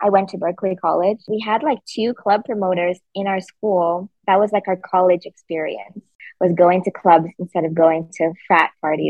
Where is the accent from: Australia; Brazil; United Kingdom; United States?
United States; New York City, New York; I was raised in the Upper East Side.